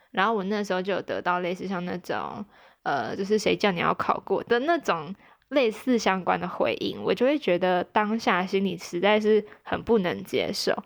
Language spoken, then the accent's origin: Chinese; Taichung, Taiwan; moved away; 没有回台中，我的老家